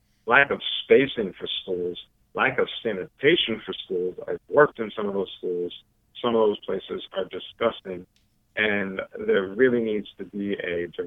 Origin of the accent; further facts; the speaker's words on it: New York City, New York, United States; I'm a New Yorker